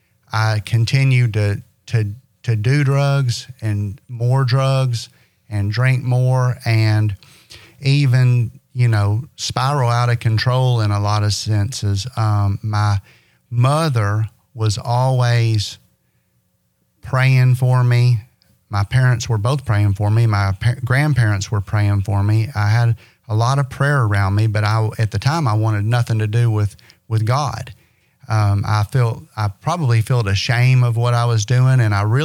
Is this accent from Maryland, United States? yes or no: no; Owensboro, Kentucky, United States; I'm from Owensboro, Kentucky. Born and raised